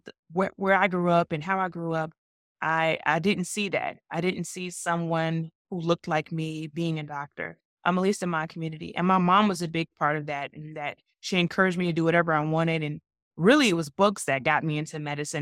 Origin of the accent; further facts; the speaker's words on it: Georgia, United States; I'm from Georgia